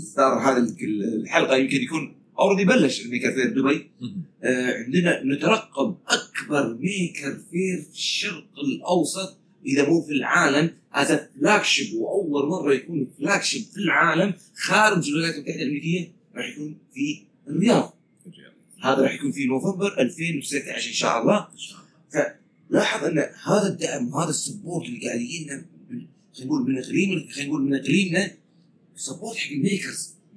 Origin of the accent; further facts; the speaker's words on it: Kuwait; قلنا من الكويت